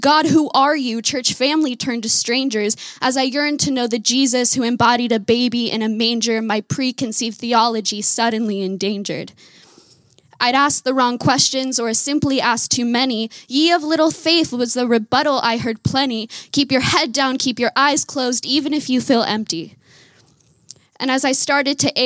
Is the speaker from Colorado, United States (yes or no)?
no; Simi Valley, California, United States; I was raised in Francis Chan's church in Simi Valley, California